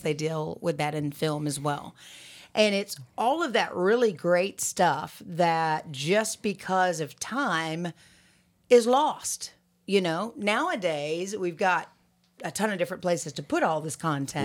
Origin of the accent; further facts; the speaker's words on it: Alabama, United States; moved away as an adult; also born or lived in Boston, Massachusetts; I'm from Alabama, right? So, and a young Alabamian